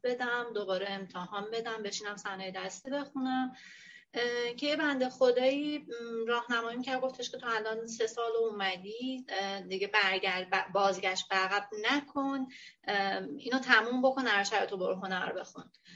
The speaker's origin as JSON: {"language": "Persian", "town": "Hamadan", "region": "Hamadan Province", "country": "Iran", "tie": "born or raised there", "also_born_or_lived": "Tehran", "moved": "as an adult", "lives_now": "Bushehr, Iran", "said": "ولی خودم بزرگ شده همدان و خود خب متولد همدانم"}